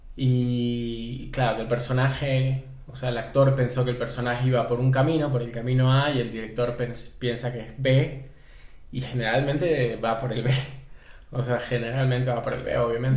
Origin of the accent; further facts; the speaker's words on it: Guayaquil, Guayas, Ecuador; moved away as an adult; also born or lived in Buenos Aires, Argentina / Quito, Ecuador; now in Mexico; Soy ecuatoriano, nací en Guayaquil, vivo en México hace aproximadamente unos 5 años